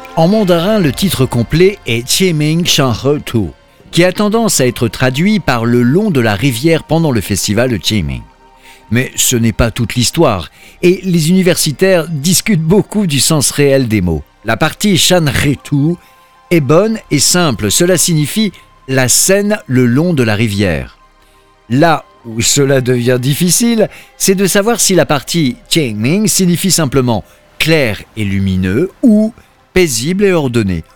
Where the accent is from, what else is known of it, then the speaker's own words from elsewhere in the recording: France; notre 2 novembre en France